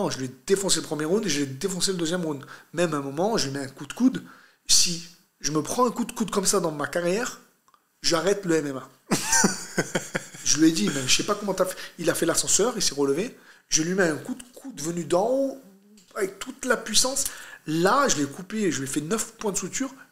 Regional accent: France; also born or lived in Brazil; je suis un Algérien né en France

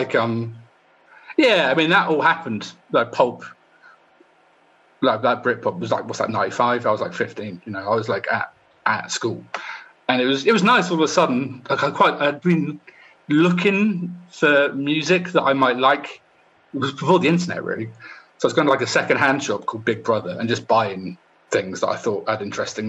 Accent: Poole, South West England, United Kingdom; moved away as an adult; also born or lived in Bournemouth / London; I'm from Bournemouth, or Poole, actually, which is next to Bournemouth

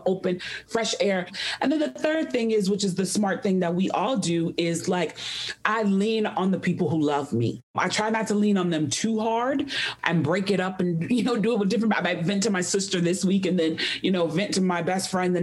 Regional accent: Chicago, Illinois, United States; now in Atlanta, United States; I have lived in Atlanta for a very long time, but Chicago is my hometown.

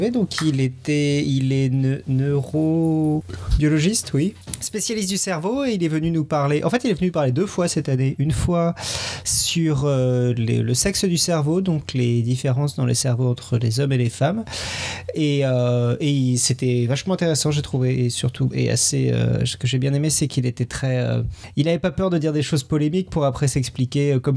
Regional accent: South Africa; now in Switzerland; expliquer pourquoi j'ai un accent assez bizarre et qui ne va pas avec mon nom. Donc, euh, le hardware, c'est grec. Euh, le software, c'est sud-africain. Donc, j'ai grandi en Afrique du Sud.

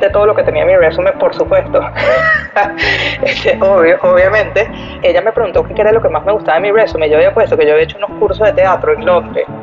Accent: Mexico; moved away; Yo me vine de México en el 2013. En el 2013.

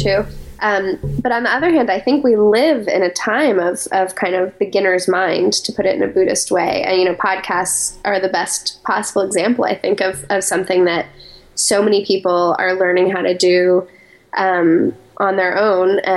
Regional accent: Colorado Springs, Colorado, United States; moved away as an adult; also born or lived in New York City, United States; I grew up in Colorado Springs, Colorado

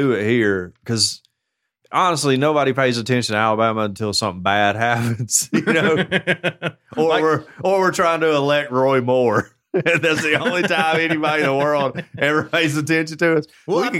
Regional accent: Canada; This is a story out of Ontario, out of Ontario, Canada, as a Canadian sister.

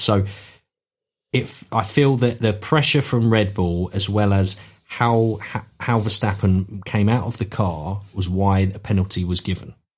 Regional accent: United Kingdom; as a British fan

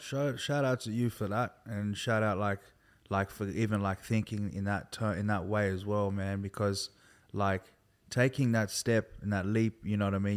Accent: Sydney, New South Wales, Australia; also born or lived in Milperra, Sydney / countryside near Campbelltown; I grew up in, um, in Liverpool, particularly Hoxton Park

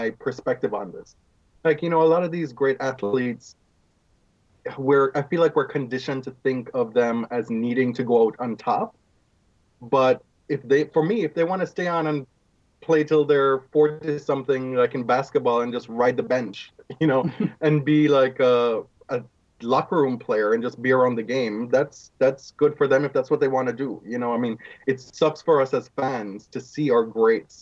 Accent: Jamaica; now in Toronto, Canada; growing up in Jamaica

